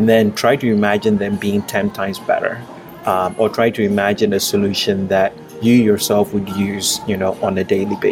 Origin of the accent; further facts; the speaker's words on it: Ghana; moved away as an adult; now in United States; I grew up in Ghana. I moved to the U.S. for college, and I've lived here since then